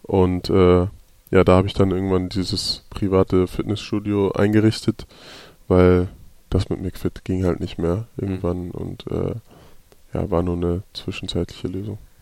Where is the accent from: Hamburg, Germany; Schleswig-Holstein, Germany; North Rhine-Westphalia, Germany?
Hamburg, Germany; moved away as an adult; ich bin auf jeden Fall ein Hamburger Jung. Äh, ich bin da geboren, bin da aufgewachsen